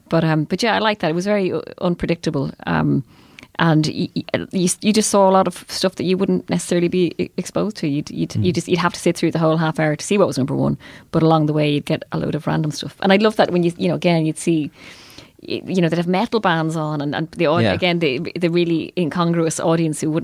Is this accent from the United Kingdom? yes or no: no; Ireland